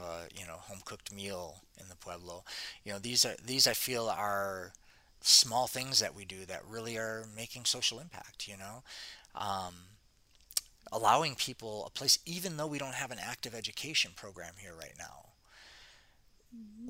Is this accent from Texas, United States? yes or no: no; Detroit, Michigan, United States; moved away as an adult; now in Costa Rica; I grew up in Detroit. I grew up in Detroit, city